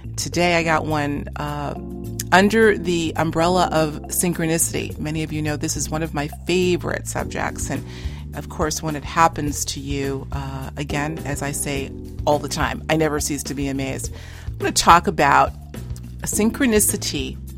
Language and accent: English; Boston, Massachusetts, United States; we grew up in Boston proper. Now, uh, we're both living in a neighboring suburb